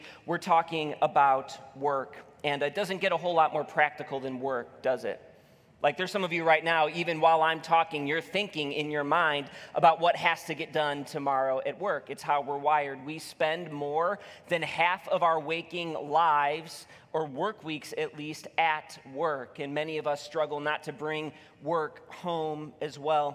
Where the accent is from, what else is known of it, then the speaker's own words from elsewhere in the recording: Illinois, United States; now in Michigan, United States; I'm from Illinois